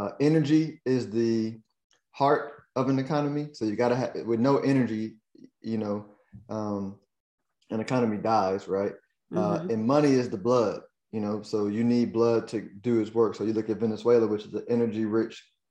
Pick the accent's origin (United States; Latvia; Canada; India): United States; me as an American